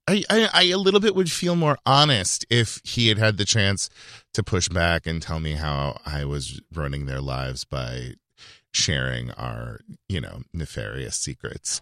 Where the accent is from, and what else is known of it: Yuba City, California, United States; born or raised there; moved away